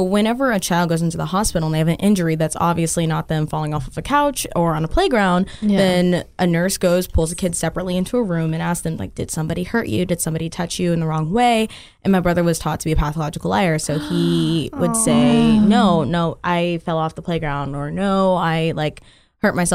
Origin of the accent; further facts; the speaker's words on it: Dallas, Texas, United States; I'm from Dallas, so I'm like Dallas through and through